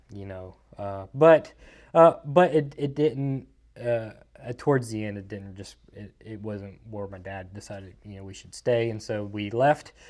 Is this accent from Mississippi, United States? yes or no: yes; Mississippi, United States; also born or lived in Athens, Georgia / Raleigh, Mississippi / Columbus, Mississippi; born in Georgia, raised in Mississippi